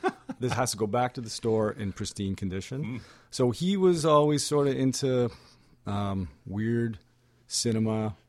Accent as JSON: {"language": "English", "town": "Stoney Creek", "region": "Ontario", "country": "Canada", "said": "I'm from Stoney Creek, Ontario. Born in 1977."}